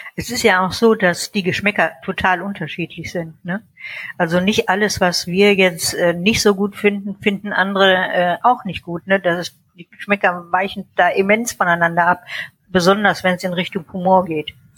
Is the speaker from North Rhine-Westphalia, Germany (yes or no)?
yes; North Rhine-Westphalia, Germany; moved away; also born or lived in Munich; in München geboren, in NRW aufgewachsen und lebe inzwischen äh, in der deutschen Toskana